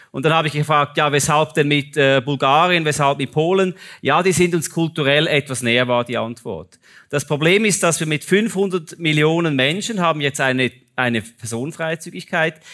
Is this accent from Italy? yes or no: no; Zug, Switzerland; Und da habe ich äh, persönlich eine ganz andere Meinung, auch als Zuger.